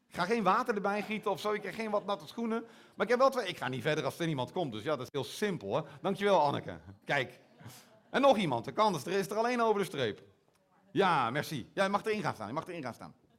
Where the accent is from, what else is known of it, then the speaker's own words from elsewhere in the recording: Netherlands; accent: Hollandse tongval; now in Belgium; mijn Hollandse tongval